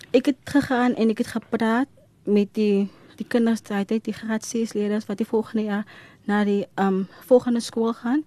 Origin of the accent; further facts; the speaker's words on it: Worcester, Western Cape, South Africa; ek is van Woester